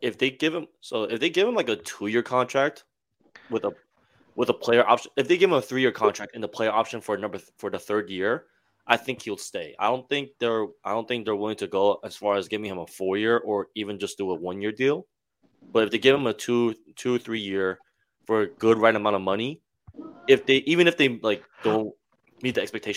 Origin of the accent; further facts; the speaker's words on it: Fort Lee, New Jersey, United States; I'm from Fort Lee.